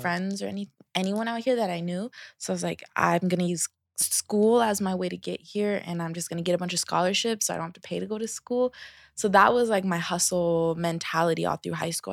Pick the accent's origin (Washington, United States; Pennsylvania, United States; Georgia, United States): Washington, United States; Seattle; I am from Seattle, um, Seattle, Washington. Um, I grew up with me, my mom